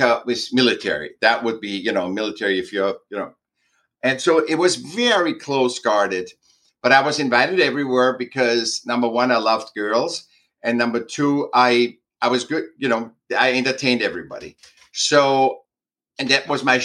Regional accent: Vienna, Austria; I was born in Vienna, Austria.

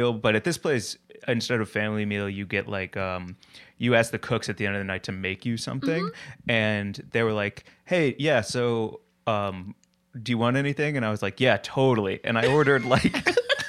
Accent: St. Louis, Missouri, United States; I grew up in St. Louis, Missouri.

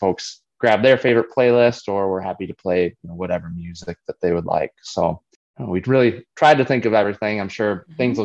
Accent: Prescott, Wisconsin, United States; I grew up basically 3 miles north of Prescott, the St. Croix Trail. So that's our family farm

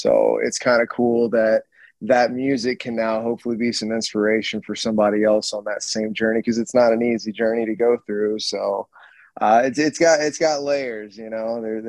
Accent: Mississippi, United States; I was originally in a band from the Gulf Coast. So I'm from Mississippi. I'm not even from Michigan.

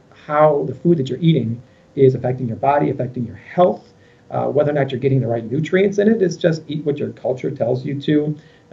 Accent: Westmont, Illinois, United States; I'm from Chicagoland area. I grew up in Westmont, one of the western suburbs of Chicago

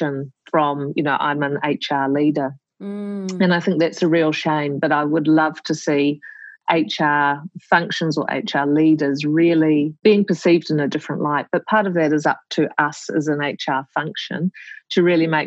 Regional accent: New Zealand; moved away as an adult; also born or lived in Melbourne, Australia; as a New Zealander in Melbourne

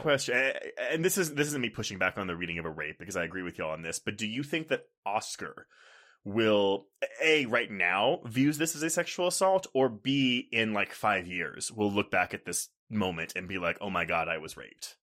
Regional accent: Texas, United States; also born or lived in Houston / Austin; now in Denver, United States; growing up in Texas, like, Houston and Austin, I was in the cities

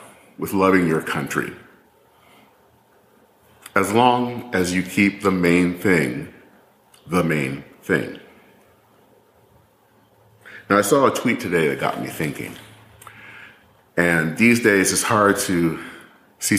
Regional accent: Michigan, United States; moved away; as a little kid back in Michigan, learning how to care for the flag in second grade

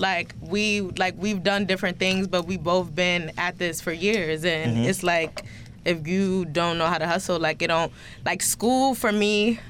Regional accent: Bridgeport, Connecticut, United States; we're both from Bridgeport

